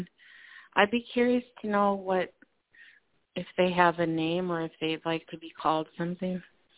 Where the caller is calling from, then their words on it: Minnesota, United States; from Minnesota.